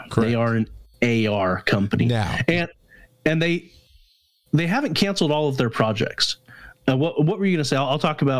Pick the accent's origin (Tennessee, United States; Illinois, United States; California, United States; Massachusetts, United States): Tennessee, United States; Nashville; I'm from Nashville.